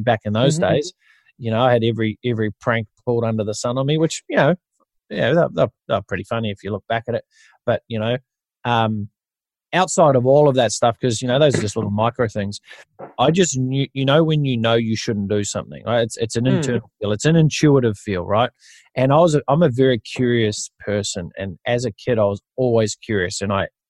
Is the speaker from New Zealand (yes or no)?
yes; New Zealand; moved away as an adult; now in Australia; I grew up in New Zealand